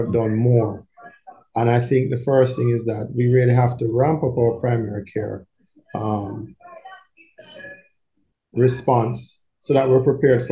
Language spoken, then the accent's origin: English; Kingston, Jamaica; also born or lived in Barbados / Cuba; I grew up in Kingston 8, as Kingston 8 as it gets